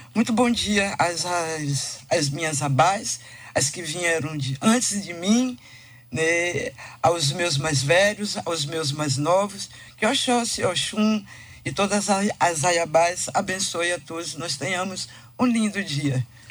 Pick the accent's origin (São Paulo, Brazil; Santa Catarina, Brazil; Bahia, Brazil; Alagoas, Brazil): Bahia, Brazil; born or raised there; also born or lived in Tijuca, Rio de Janeiro, Brazil